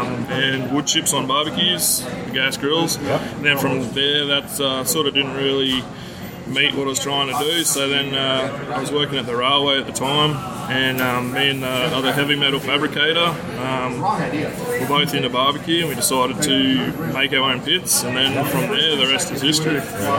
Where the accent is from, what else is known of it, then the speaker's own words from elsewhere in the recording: Australia; moved away as an adult; now in Toronto, Canada; born and raised in Australia.